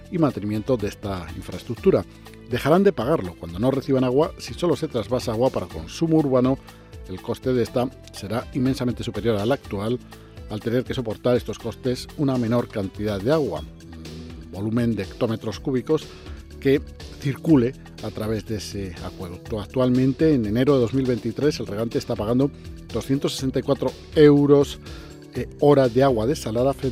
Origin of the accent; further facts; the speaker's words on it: Ibarra, Imbabura, Ecuador; now in Spain; Soy ecuatoriano de la provincia de Imbabura, Cantón Ibarra, y ah, vivo en el Cortijo de los Pinos, un cortijo de la empresa, y trabajo en el campo.